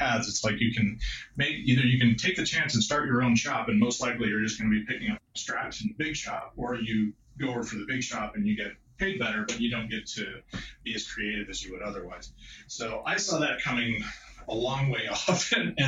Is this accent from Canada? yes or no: no; Austin, Texas, United States; I grew up in Austin, Texas